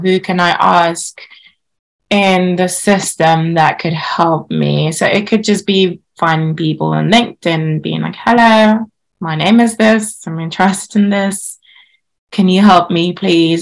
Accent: Nigeria; now in United Kingdom; growing up in Nigeria, Nigeria is a very patri- patriarchal society.

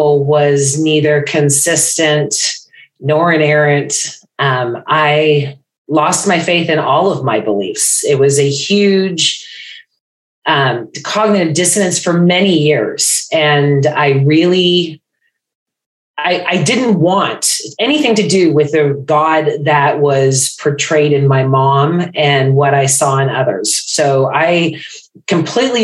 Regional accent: Bay Area, California, United States; now in Florida, United States; I am in Florida now, originally from California, Bay Area.

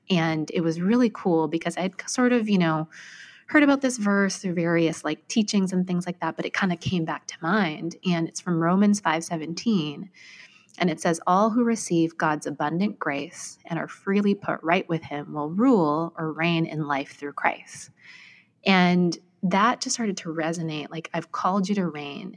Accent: Vancouver, British Columbia, Canada; moved away as an adult; now in New York, United States; I was born and raised in Vancouver, Canada

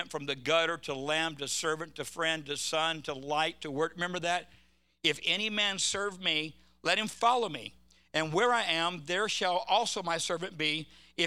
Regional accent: California, United States; I'm from California

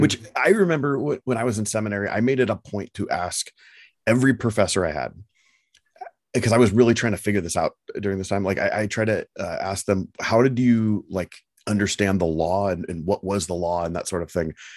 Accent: United States; as an American

